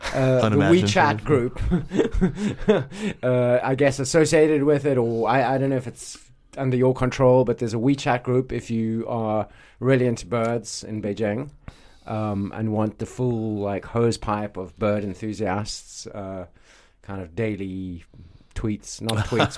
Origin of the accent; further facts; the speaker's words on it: South Africa; I grew up in South Africa, where we go on safari. We don't call it that, but we go, to the bush and look at big wild animals a lot.